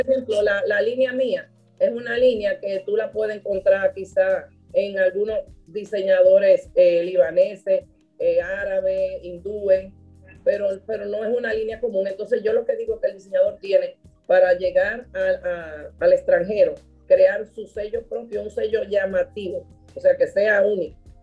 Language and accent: Spanish; Dominican Republic; mi papá era libanés, mi mamá dominicana, yo soy dominicana